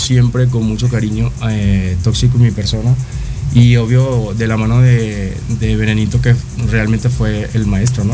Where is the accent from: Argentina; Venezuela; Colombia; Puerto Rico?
Venezuela; Caracas, Capital District; moved away as an adult; now in Mexico; soy de Caracas, Venezuela, y acabo de cumplir cinco años acá en México.